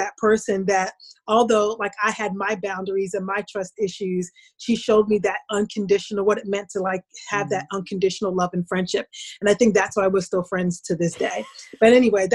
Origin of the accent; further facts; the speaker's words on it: New Jersey, United States; moved away as an adult; also born or lived in upstate New York; I was raised in New Jersey. New Jersey was always my home